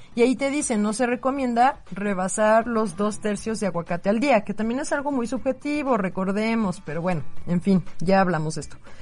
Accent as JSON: {"language": "Spanish", "country": "Mexico", "said": "somos muchísimos mexicanos"}